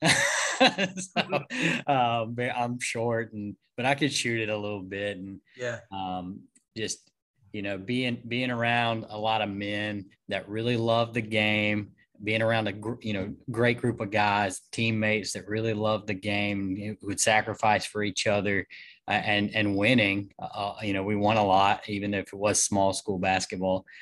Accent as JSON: {"language": "English", "town": "Monticello", "region": "Georgia", "country": "United States", "tie": "born or raised there", "said": "I'm from Monticello, Georgia, south of where we are now."}